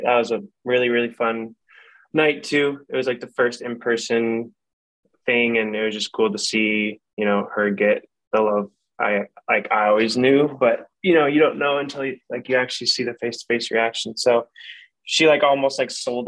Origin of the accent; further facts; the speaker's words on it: Iowa, United States; I was from Iowa